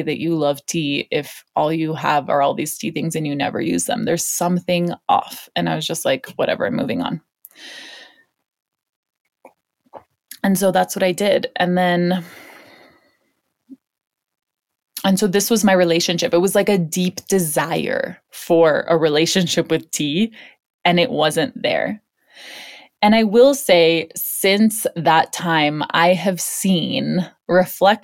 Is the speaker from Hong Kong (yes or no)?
yes; Hong Kong; moved away; I grew up in Hong Kong